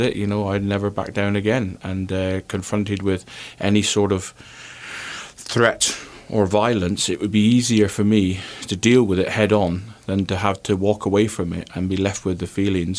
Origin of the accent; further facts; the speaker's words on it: Plymouth, South West England, United Kingdom; moved away; also born or lived in Scotland; I played for Plymouth, and it was my hometown club